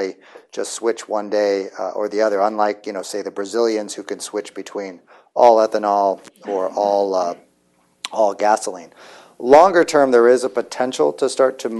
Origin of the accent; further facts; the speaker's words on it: United States